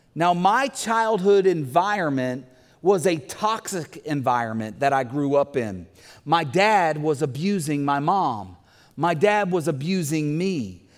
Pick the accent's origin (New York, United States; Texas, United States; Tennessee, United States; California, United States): Tennessee, United States; Bumpus Mills; we had gardens growing up in Bumpus Mills, Tennessee